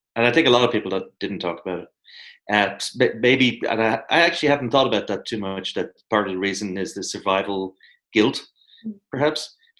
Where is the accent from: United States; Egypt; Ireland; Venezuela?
Ireland; Like, why is there something in our nature as Irish people that we don't necessarily want to dwell in the past?